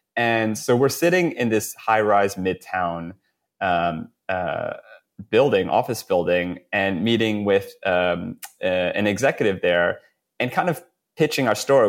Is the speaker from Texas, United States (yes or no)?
no; New York, United States; we're both, you know, born and raised in New York